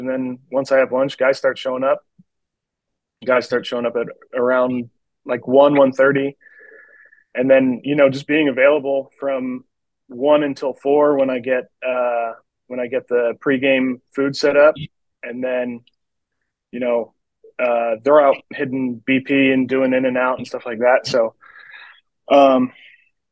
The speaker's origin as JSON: {"language": "English", "region": "West Virginia", "country": "United States", "tie": "born or raised there", "said": "I actually grew up in West Virginia, probably about 15 minutes outside of Hagerstown."}